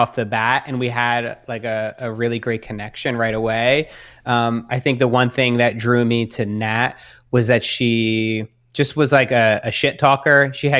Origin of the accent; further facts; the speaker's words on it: Australia; now in New York, United States; being in New York, being Australian, there's not a whole lot of them there.